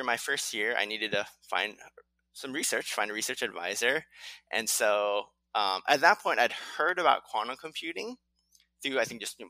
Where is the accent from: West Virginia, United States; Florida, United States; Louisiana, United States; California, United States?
California, United States; also born or lived in Latvia; I was born and raised in California